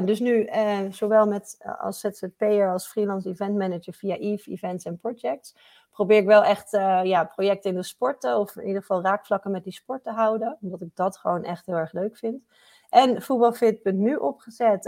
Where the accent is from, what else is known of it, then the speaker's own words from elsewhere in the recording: Gouda, South Holland, Netherlands; in Gouda, waar ik vandaan kom